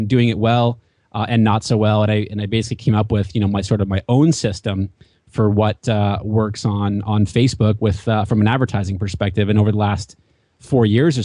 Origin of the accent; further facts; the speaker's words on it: New Hampshire, United States; moved away as an adult; also born or lived in Washington, D.C. / West Coast; now in Southern California, United States; I grew up in New Hampshire, mm-hmm. and there is 16 miles of coastline in New Hampshire, and I was lucky enough to grow up on the coastline in New Hampshire